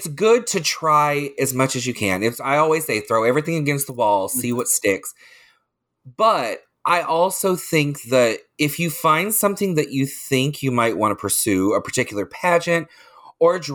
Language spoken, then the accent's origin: English; Leesburg, Florida, United States; also born or lived in Orlando, Florida; I grew up in Lake County. I grew up in Leesburg